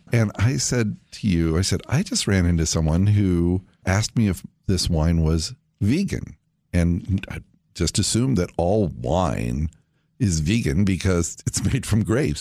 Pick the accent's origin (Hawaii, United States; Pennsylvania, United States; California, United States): California, United States; when I was a kid growing up in California